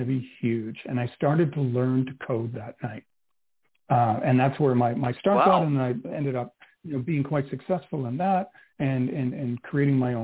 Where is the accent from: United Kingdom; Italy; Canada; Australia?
Canada; now in Öland, Sweden; I am a Canadian transplanted here in Sweden